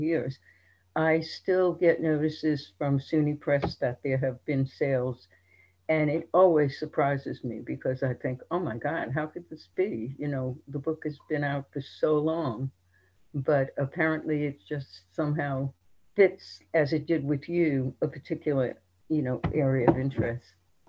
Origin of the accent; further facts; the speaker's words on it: New York City, New York, United States; also born or lived in England; because that's where everyone grew up. And because of growing up in Brownsville, we were immersed in an immigrant culture that was, in a sense, Orthodox